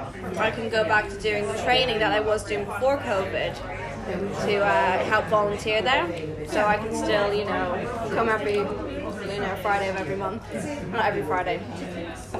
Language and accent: English; Ireland; I'm Irish, I just have an English mother